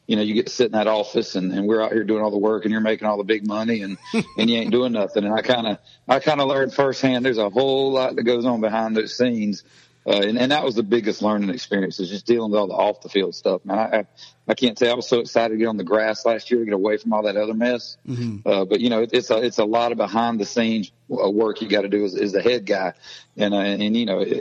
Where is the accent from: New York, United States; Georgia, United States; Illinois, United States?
Georgia, United States; Gwinnett County, North; I grew up in Gwinnett County, actually up in North Georgia